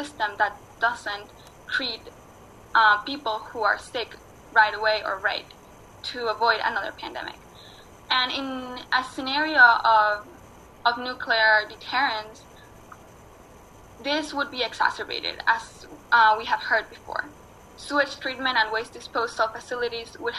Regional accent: Mexico; moved away; also born or lived in New York City; I was born in Mexico and I was raised as part of the Otomi Toltec indigenous philosophy and indigenous peoples

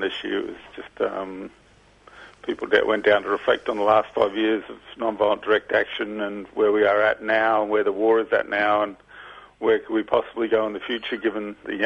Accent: Brisbane, Queensland, Australia; I come from Brisbane. I grew up in the back of Gallipoli Barracks

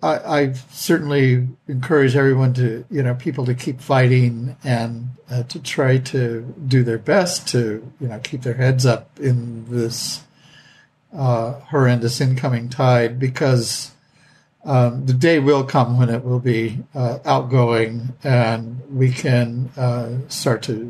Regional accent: the West, United States; I grew up in the West. My great grandparents were pioneers

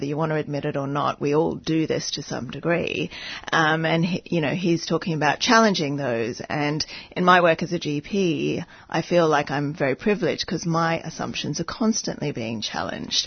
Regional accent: Hong Kong; I grew up in Hong Kong

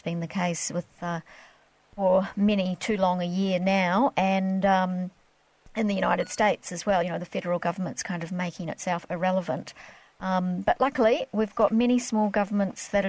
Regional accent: Queensland, Australia; I'm actually from Queensland and worked for the Sunshine Coast Council

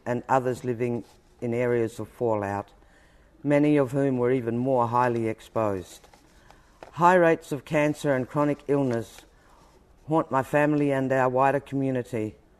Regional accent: Koonibba Mission, South Australia, Australia; I was born in 1951 on Kanibba Mission.

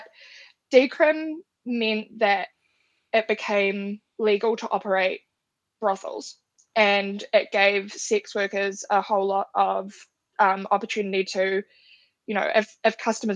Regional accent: Wellington, New Zealand; I am from Te Whanganui Otara, Wellington in New Zealand

